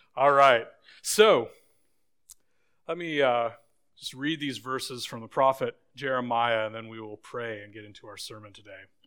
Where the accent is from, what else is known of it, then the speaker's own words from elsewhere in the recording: Boise, Idaho, United States; moved away; when I was a little kid, I grew up in Boise, Idaho